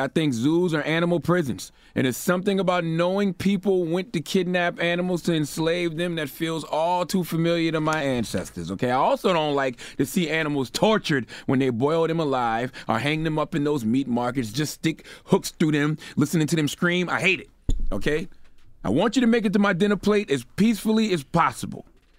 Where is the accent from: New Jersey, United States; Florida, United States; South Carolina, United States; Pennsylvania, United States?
South Carolina, United States; Moncks Corner; I'm from Monk's Corner, South Carolina all day.